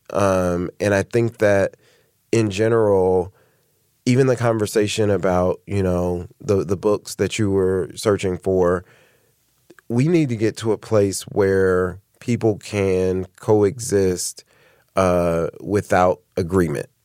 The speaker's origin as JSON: {"language": "English", "town": "Indianapolis", "region": "Indiana", "country": "United States", "tie": "born or raised there", "moved": "as an adult", "lives_now": "Cincinnati, United States", "said": "We're from we're both born and raised in Indianapolis"}